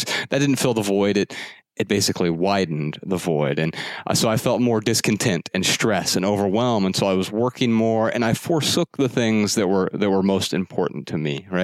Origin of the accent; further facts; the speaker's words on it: Dayton, Ohio, United States; I grew up really poor in Dayton on welfare and food stamps